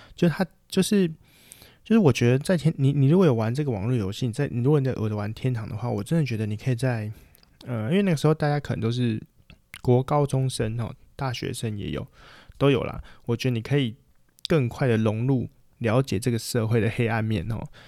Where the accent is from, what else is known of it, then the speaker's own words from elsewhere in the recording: Taiwan; 我们台湾人就最爱打架了嘛